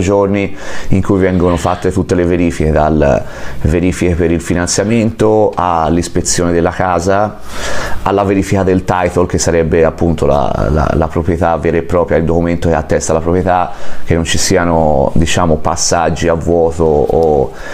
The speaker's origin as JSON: {"language": "Italian", "town": "Florence", "region": "Tuscany", "country": "Italy", "tie": "born or raised there", "moved": "as an adult", "lives_now": "California, United States", "said": "sono nato a Firenze ma vivo qua dal 2016"}